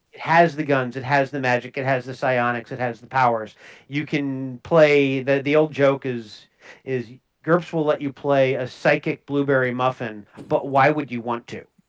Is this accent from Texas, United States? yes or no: no; Minnesota, United States; I'm from Minnesota